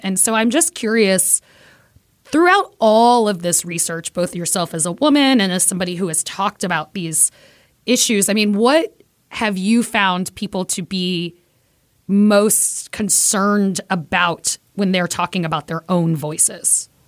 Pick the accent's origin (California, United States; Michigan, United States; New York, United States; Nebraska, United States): New York, United States; New York City; I am Puerto Rican from Brooklyn